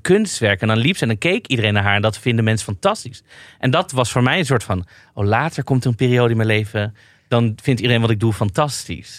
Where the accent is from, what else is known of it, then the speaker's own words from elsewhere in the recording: Amsterdam, North Holland, Netherlands; mijn moeder komt uit uh, eh, Amsterdam, maar ik kom zelf ook uit Amsterdam